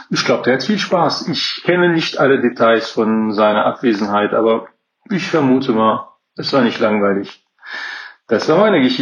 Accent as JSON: {"language": "German", "region": "southern France", "country": "France", "lives_now": "Cologne, Germany", "said": "Wie der {S2} Name schon {S18} verrät, bin ich ein waschechter Kölner aus Südfrankreich."}